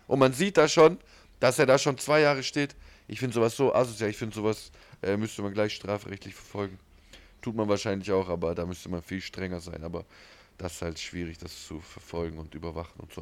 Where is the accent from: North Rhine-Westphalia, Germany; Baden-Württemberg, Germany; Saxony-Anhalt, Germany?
Baden-Württemberg, Germany; Ulm; Wir sind aus Ulm